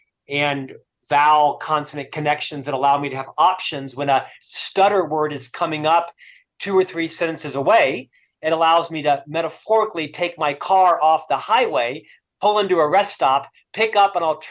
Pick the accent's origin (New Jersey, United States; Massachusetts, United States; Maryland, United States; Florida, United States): Florida, United States; Orlando; moved away as an adult; also born or lived in Provo, Utah; now in Salt Lake City, United States; Originally, I'm from Florida. I spent the first half of my life in Orlando, Florida